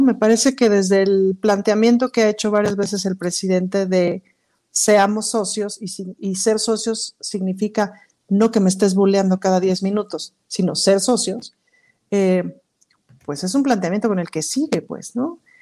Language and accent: Spanish; Mexico